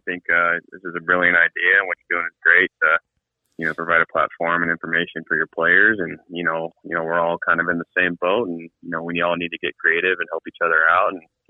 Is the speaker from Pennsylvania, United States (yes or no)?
no; San Diego, California, United States; Yeah, actually, I grew up in San Diego.